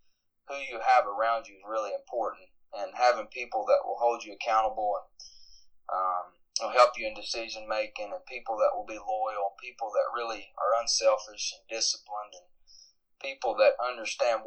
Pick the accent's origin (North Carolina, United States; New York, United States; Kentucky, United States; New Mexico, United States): Kentucky, United States; Harlan; I grew up in Harlan, Kentucky, which is just a small rural county in eastern Kentucky